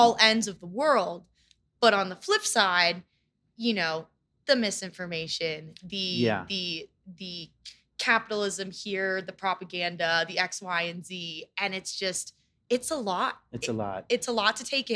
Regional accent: Florida, United States; I'm from Florida. I have relatives who lived in Fort Myers, relatives that lived in Sarasota. I've lived in Florida my whole life

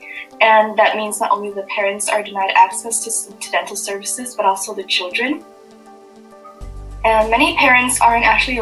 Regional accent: Vietnam; moved away; when I was growing up in Vietnam

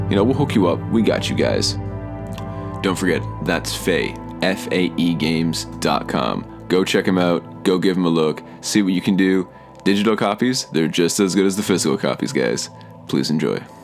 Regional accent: Canada; my home country of Canada

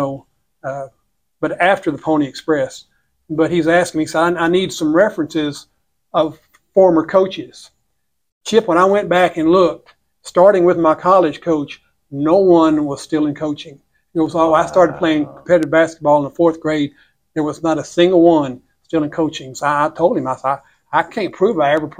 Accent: Beaumont, Texas, United States; I grew up in Beaumont, Texas

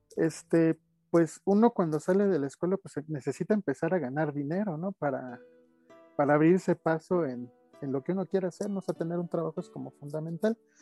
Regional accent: Mexico City, Mexico; nací en la Ciudad de México allá por 1978. Estudié eh, en el Politécnico

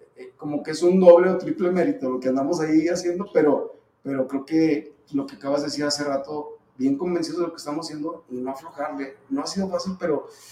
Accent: Zacatecas, Mexico; como zacatecano

